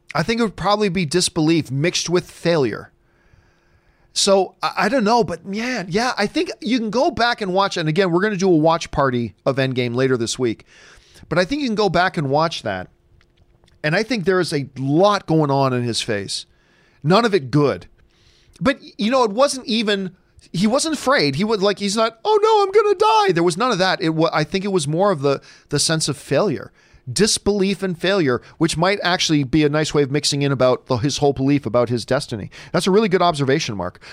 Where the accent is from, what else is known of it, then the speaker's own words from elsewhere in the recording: Hamilton, Ontario, Canada; also born or lived in Halifax, Nova Scotia; now in United States; Hamilton, Ontario is home for me, but I was born in Halifax, and I still have family there